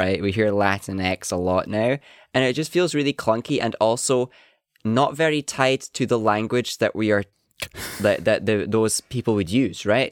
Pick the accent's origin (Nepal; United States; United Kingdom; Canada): United Kingdom; Highlands, Scotland; accent: Highlands